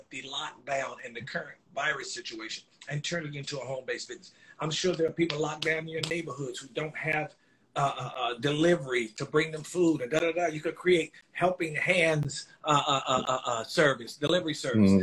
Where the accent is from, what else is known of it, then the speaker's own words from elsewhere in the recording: North Carolina, United States; also born or lived in New York; I think we've taken to North Carolina about 3 or 5